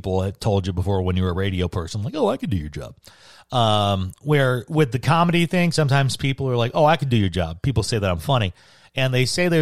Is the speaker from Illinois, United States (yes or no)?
yes; Chicago, Illinois, United States; moved away as an adult; now in Arizona, United States; I'm originally from Chicago